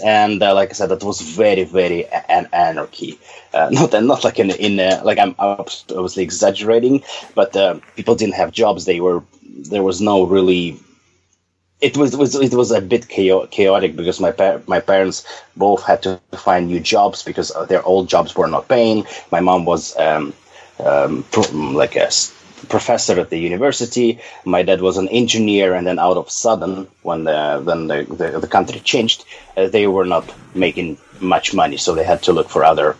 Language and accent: English; Novosibirsk, Novosibirsk Oblast, Russia; moved away as an adult; then I ended up being the citizen of a different country, and I lived in Novosibirsk for 22 years